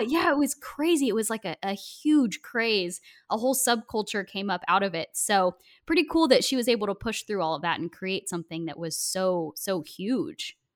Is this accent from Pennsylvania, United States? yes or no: no; Oregon, United States; I'm from Oregon